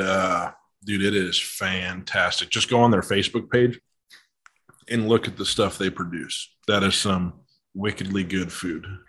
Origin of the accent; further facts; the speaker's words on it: Colorado, United States; now in Texas, United States; I'm originally from Colorado, and people, you know, they they have an assumption of me because I'm from Colorado, but I left